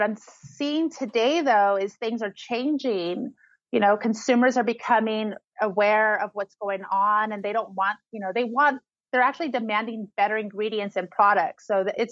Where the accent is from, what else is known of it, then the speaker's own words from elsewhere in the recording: Oasis, California, United States; moved away as an adult; also born or lived in El Monte, Los Angeles / Orange County; now in Joshua Tree, United States; Originally, I'm from El Monte in Los Angeles, but I was raised in the low desert, like in this little farming community called Oasis in the Coachella Valley.